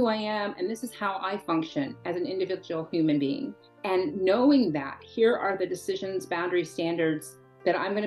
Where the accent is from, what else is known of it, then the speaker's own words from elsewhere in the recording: the Bible Belt, United States; I was born in the Bible Belt